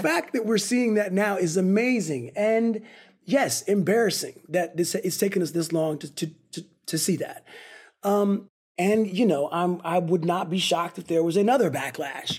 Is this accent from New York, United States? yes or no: no; Altadena, California, United States; also born or lived in Pasadena, United States / Berkeley, United States; grew up in Altadena and Pasadena